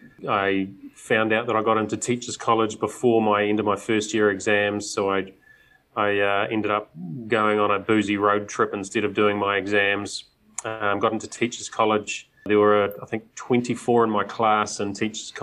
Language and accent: English; Auckland, New Zealand; Growing up in South Auckland, it's not exactly the most aesthetically pleasing area